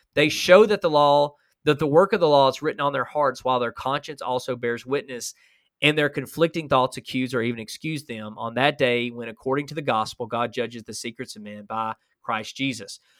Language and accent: English; Huntsville, Alabama, United States; I'm from Alabama